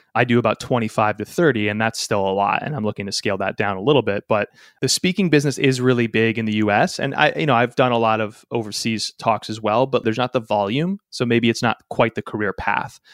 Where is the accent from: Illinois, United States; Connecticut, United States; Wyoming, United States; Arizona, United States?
Connecticut, United States; my home state of Connecticut in the States